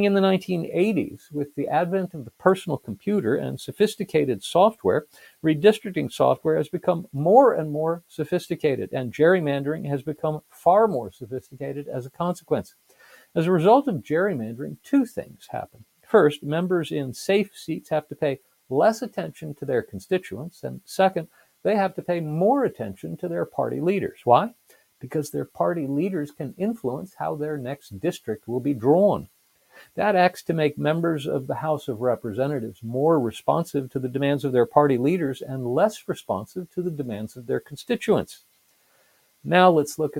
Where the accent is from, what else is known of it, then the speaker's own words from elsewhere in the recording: United States; I'm an American